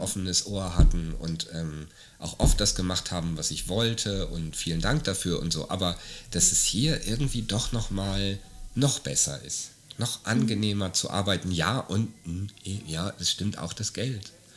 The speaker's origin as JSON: {"language": "German", "country": "Germany", "moved": "yes", "lives_now": "Austria", "said": "wenn ich nach Deutschland zurückginge"}